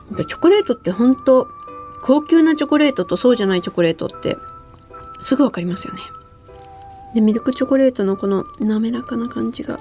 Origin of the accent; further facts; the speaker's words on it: Osaka, Japan; accent: Kansai dialect; 地元も大阪、うん、大阪出身で大阪在住で。